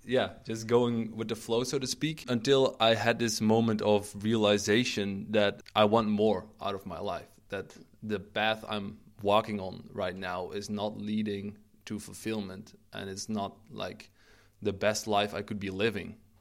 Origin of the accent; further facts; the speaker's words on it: Eindhoven, North Brabant, Netherlands; now in Maastricht, Netherlands; I'm originally from the Eindhoven a-, area. Uh, that's where I grew up.